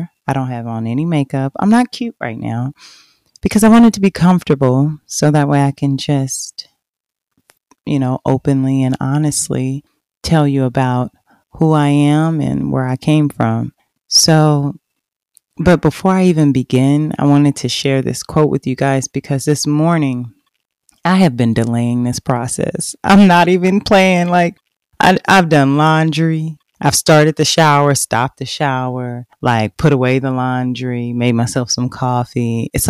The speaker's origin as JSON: {"language": "English", "region": "Oklahoma", "country": "United States", "tie": "born or raised there", "also_born_or_lived": "Fort Worth, Texas", "said": "I grew up in a very small town in Oklahoma. Now, I was born in Fort Worth. I was born on the south side of Fort Worth."}